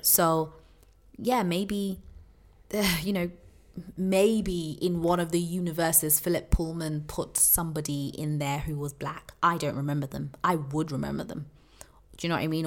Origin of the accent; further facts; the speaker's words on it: United Kingdom; as British people